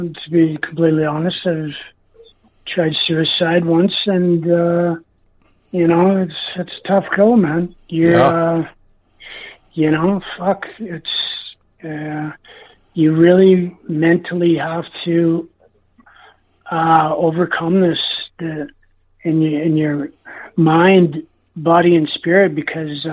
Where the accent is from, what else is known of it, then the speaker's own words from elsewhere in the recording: Enderby, British Columbia, Canada; my hometown, Enderby, British Columbia